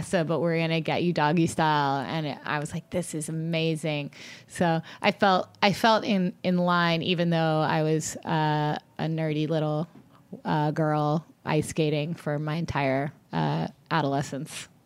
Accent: Long Beach, California, United States; also born or lived in Atlanta, Georgia; now in Los Angeles, United States; growing up in Long Beach

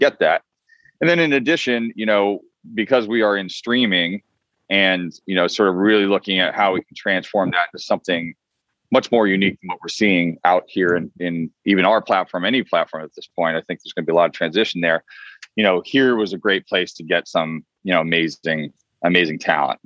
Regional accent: Vermont, United States; also born or lived in Boston, Massachusetts; now in Los Angeles, United States; I was born in Boston and I grew up quite a bit in Vermont

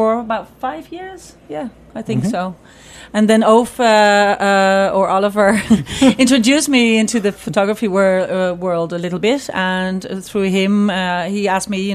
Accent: Ireland; also born or lived in Netherlands; now in Amsterdam, Netherlands; growing up in Ireland, there was not a lot of food, or it was a very poor time

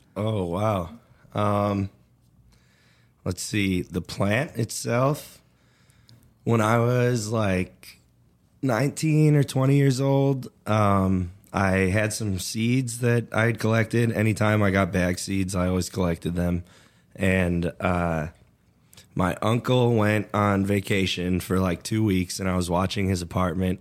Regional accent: Chicago suburbs, Illinois, United States; also born or lived in Colorado; now in Oklahoma, United States; I'm from the Chicago suburbs.

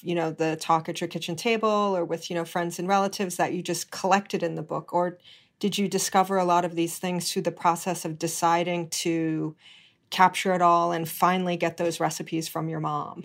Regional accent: Hawaii, United States; I was born and raised in Hawaii

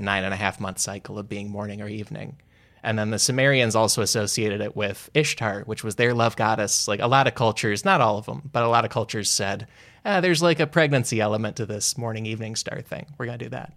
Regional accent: United States; being American

